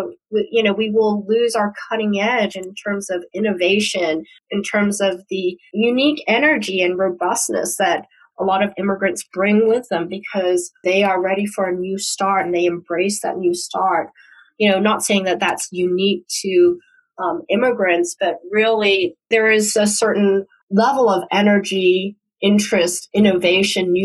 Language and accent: English; Hong Kong; now in United States; I was born in the United States and went back to Hong Kong when I was 5 and grew up in Hong Kong while it was a British colony.